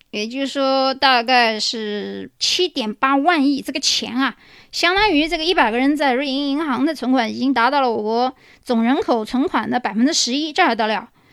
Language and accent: Chinese; Yangzhou, Jiangsu, China; 一两百在我老家扬州那地方